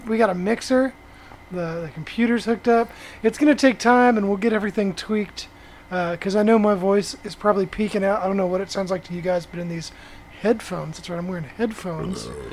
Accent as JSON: {"language": "English", "town": "Fort Worth", "region": "Texas", "country": "United States", "tie": "born or raised there"}